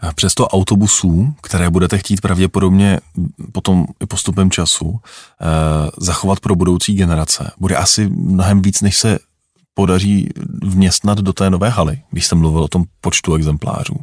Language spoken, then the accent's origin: Czech; Prague, Czechia; Já jsem vyrůstal na Smíchově ve Stroupežnického ulici